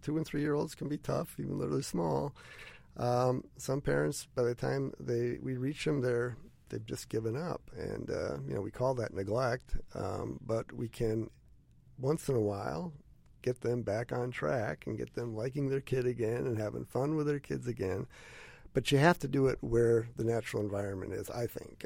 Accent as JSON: {"language": "English", "region": "Wisconsin", "country": "United States", "also_born_or_lived": "Western Illinois / Columbus, Ohio", "said": "we're originally from Wisconsin."}